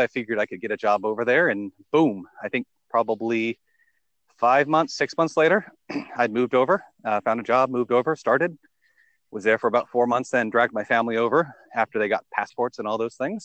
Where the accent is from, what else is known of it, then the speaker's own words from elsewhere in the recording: United States; also born or lived in United Kingdom; I, I, was born in America. Um, I'm native here.